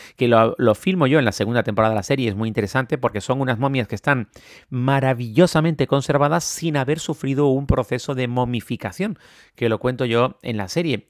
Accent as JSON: {"language": "Spanish", "region": "Canary Islands", "country": "Spain", "said": "como decimos en Canarias"}